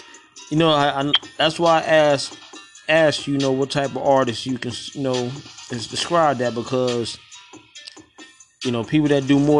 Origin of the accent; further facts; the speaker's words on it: New York, United States; I'm from New York myself